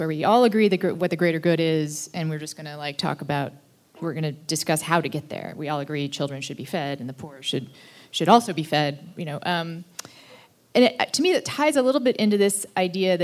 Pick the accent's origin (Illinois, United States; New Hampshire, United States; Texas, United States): Texas, United States; I grew up in Texas, and I learned it as the war between the states